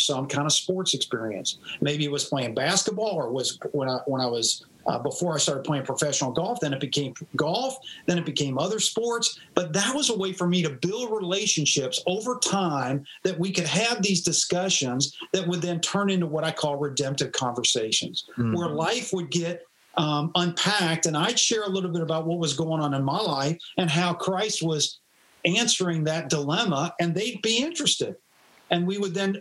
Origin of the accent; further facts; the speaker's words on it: Louisville, Kentucky, United States; also born or lived in East Tennessee; now in Charlotte, United States; I grew up in Louisville, Kentucky